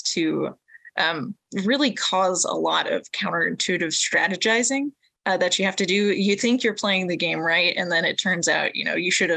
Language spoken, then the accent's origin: English; Alaska, United States; Alaska is my home state